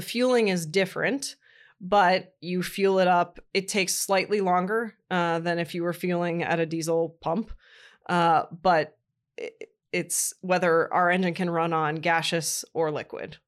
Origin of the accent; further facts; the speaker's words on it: Columbus, Ohio, United States; moved away; also born or lived in Indiana; I was raised in Columbus, Ohio